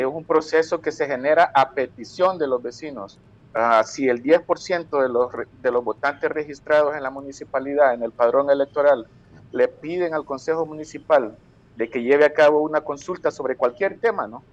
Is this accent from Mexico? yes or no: no; El Salvador; nosotros como salvadoreños